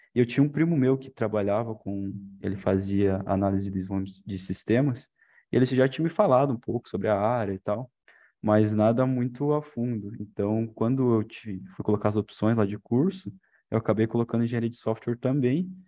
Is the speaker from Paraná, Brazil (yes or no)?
yes; interior of Paraná, Brazil; moved away as an adult; now in Cornélio Procópio, Brazil; sou lá do interior do Paraná, lá do sudoeste, lá quase com a divisa com de Santa Catarina